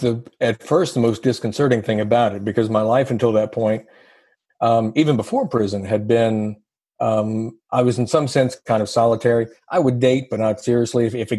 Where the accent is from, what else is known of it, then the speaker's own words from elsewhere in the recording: the South, United States; I'm from the South and we're very polite